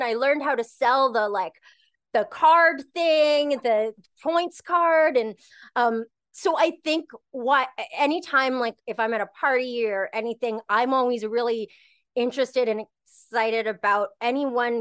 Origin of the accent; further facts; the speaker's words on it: Canada; I'm Canadian, I'm very Canadian